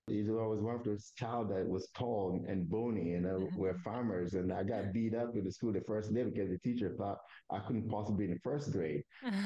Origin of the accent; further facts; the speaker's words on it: Togo; first language Kabiye; English is a second language; moved away as an adult; also born or lived in Northern California; now in United States; I'm from Togo, and as you know, Togo is a small country in the west part of Africa, a very tiny little country.